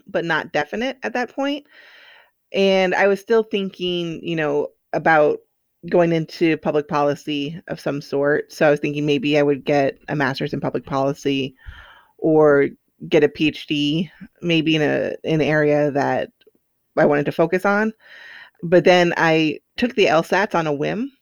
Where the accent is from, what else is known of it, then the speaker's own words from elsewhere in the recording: Silver Spring, Maryland, United States; I grew up outside of Washington, D C, in Silver Spring, Maryland.